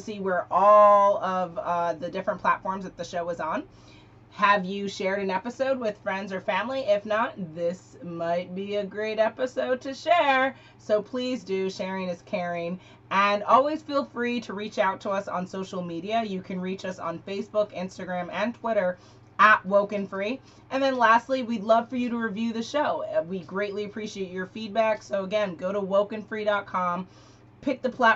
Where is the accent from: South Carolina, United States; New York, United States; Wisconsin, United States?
New York, United States; New York City; born and raised in Manhattan